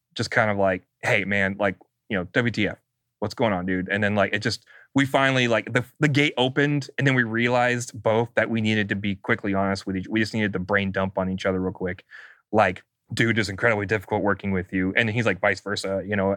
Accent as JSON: {"language": "English", "region": "California", "country": "United States", "said": "I'm a Californian"}